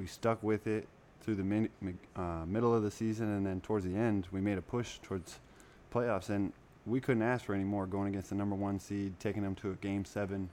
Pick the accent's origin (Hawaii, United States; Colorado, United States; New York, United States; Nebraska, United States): Colorado, United States; moved away; I'm from Colorado